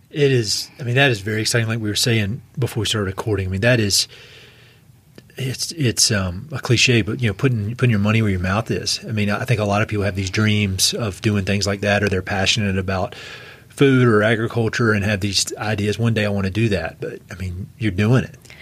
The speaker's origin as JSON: {"language": "English", "region": "East Coast", "country": "United States", "moved": "yes", "lives_now": "Colorado, United States", "said": "I was from the East Coast"}